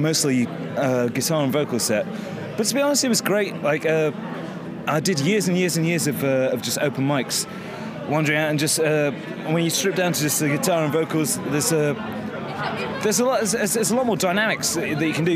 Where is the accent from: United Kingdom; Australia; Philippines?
United Kingdom; Mansfield, East Midlands; accent: northern; Mansfield, north of Nottingham. It's a small mining town, hence my northern accent